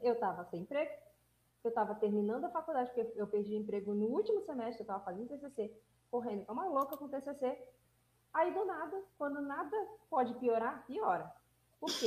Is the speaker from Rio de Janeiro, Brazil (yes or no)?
yes; Rio de Janeiro, Brazil; eu sou carioca